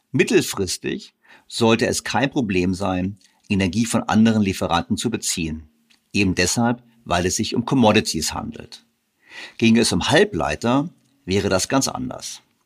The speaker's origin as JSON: {"language": "German", "country": "Germany", "said": "wir zwar viel exportieren als Deutsche"}